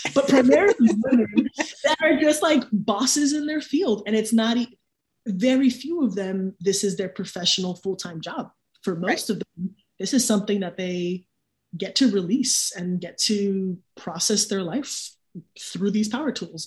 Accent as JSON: {"language": "English", "town": "Miami", "region": "Florida", "country": "United States", "tie": "born or raised there", "moved": "as an adult", "lives_now": "Raleigh, United States", "said": "Miami, born and raised"}